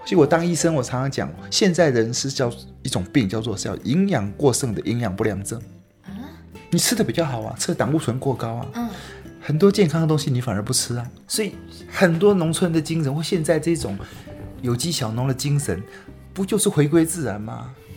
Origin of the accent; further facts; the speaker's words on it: Taipei, Taiwan; moved away as an adult; now in Yilan, Taiwan; 我， 我住台北。那我在宜兰已经待了二十几年。嗯。所以，呃，应该想说我是，呃，住在宜兰的台北人